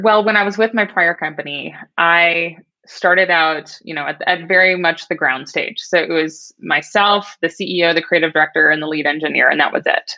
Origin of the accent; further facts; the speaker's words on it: Midwest, United States; I grew up in the Midwest. I was Miss Kansas 2004